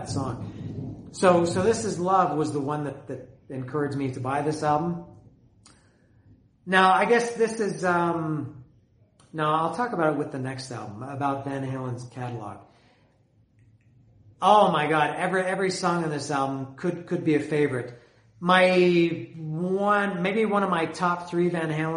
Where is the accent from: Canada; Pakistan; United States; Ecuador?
Canada; I'm Canadian